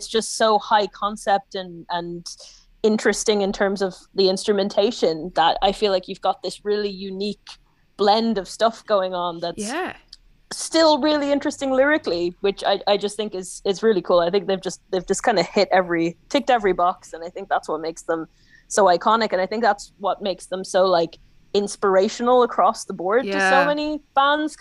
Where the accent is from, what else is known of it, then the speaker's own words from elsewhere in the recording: Donegal, Ulster, Ireland; I was, what, like 14 or 15, growing up in Donegal